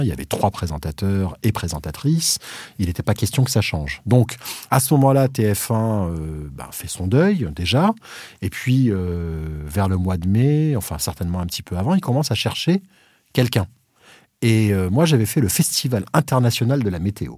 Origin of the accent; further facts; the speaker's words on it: Réunion; also born or lived in Madagascar; now in France; je suis né français à Madagascar, euh, je suis, j'ai grandi à la Réunion